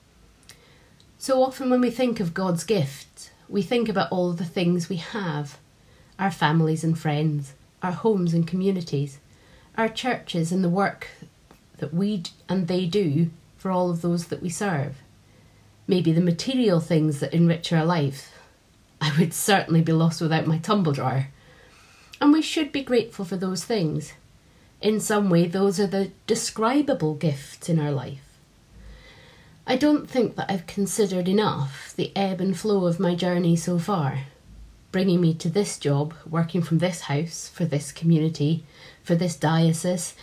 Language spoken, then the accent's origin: English; Edinburgh, Scotland, United Kingdom; now in Doncaster, United Kingdom; I grew up in Edinburgh, but I've been living in Doncaster for almost 15 years now